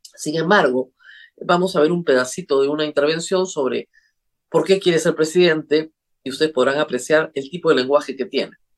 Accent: Peru

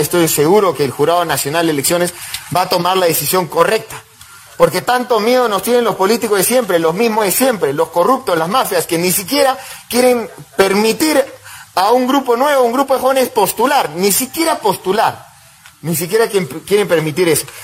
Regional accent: Peru; Yo como joven, como peruano

